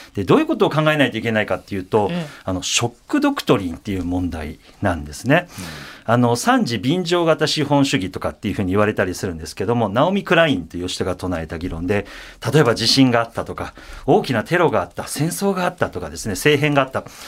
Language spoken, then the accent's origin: Japanese; Osaka, Japan; 僕大阪出身なんですけれども